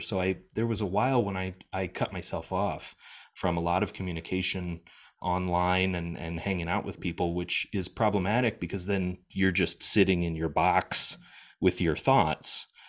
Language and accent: English; United States; moved away; I'm an American living in America at the time.